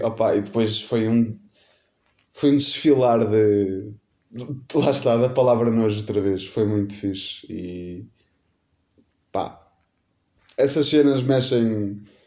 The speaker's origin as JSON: {"language": "Portuguese", "country": "Portugal", "tie": "born or raised there", "said": "nascido e criado em Macedo, né? Nascido não, que eu não nasci em Macedo, mas minha vida toda, quase, morei em Macedo."}